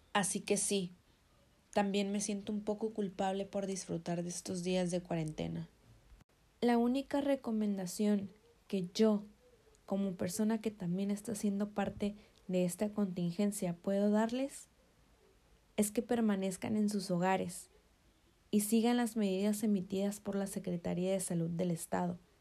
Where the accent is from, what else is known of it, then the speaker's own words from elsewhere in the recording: Mexico; En mi país, México